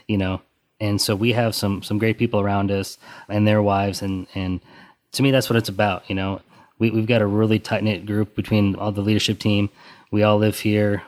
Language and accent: English; Western Colorado, United States; now in Texas, United States; where we're from, we're originally from Western Colorado